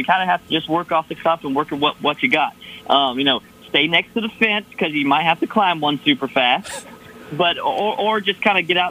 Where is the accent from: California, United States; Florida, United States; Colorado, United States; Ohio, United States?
Florida, United States; We're both from Florida.